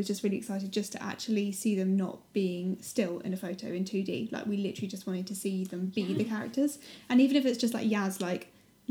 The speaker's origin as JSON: {"language": "English", "region": "South of England", "country": "United Kingdom", "accent": "southern", "said": "We're too southern."}